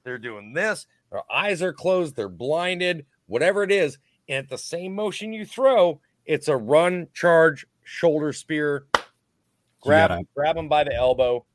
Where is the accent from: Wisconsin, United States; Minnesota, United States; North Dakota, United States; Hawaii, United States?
Minnesota, United States; I'm from Minnesota